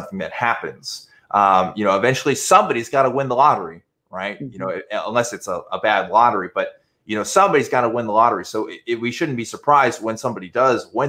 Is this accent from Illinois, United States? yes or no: no; Waco, Texas, United States; growing up in Waco, I did know a lot of them